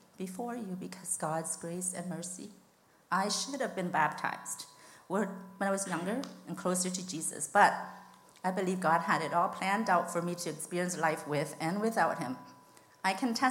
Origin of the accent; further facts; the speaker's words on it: Leamington, Ontario, Canada; moved away as an adult; also born or lived in Laos / Thailand; I grew up here in Leamington.